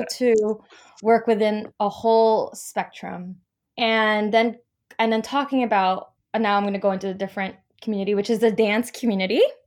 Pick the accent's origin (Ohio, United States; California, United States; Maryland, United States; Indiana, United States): California, United States; Los Angeles; moved away as an adult; now in New York, United States; I'm from Los Angeles, and my teaching artistry began there